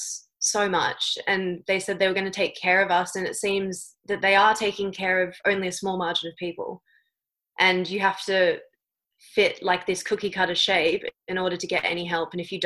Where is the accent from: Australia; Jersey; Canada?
Australia; Western Australia; moved away; I'm part of the WA community